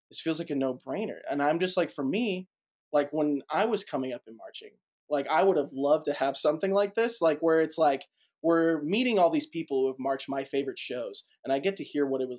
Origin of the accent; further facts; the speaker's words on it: Boston, Massachusetts, United States; also born or lived in St. Louis; now in Nashville, United States; So I am from Boston, Massachusetts originally. Parents moved to St. Louis, Missouri. From there, went to Middle Tennessee State University for college.